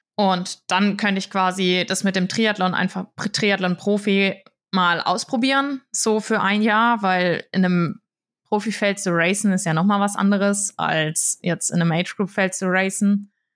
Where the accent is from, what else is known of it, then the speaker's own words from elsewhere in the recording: Würzburg, Bavaria, Germany; ich komme aus Würzburg, bin hier aufgewachsen